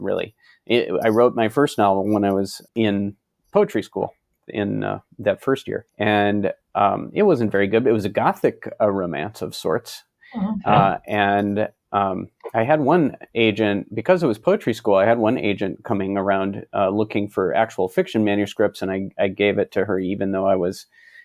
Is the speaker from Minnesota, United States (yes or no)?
yes; Minneapolis, Minnesota, United States; moved back to my hometown, Minneapolis